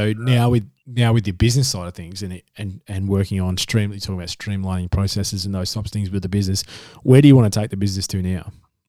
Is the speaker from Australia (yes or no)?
yes; Perth, Western Australia, Australia; now in Adelaide, Australia; I'm from Perth as well, so yeah, I'm from Western Australia originally, but then lived here for about the past decade now, so kind of almost a South Australian now.